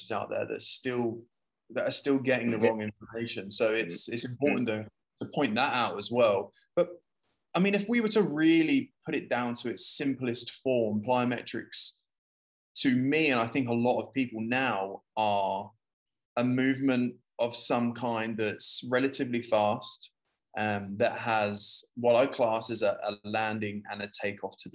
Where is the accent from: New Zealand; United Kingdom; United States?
United Kingdom; now in Abu Dhabi, United Arab Emirates; I'm British, if you can understand my accent